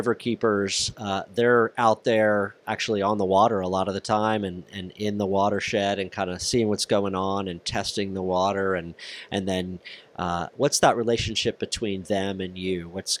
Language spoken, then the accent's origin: English; Frederick, Maryland, United States; I grew up in Frederick, Maryland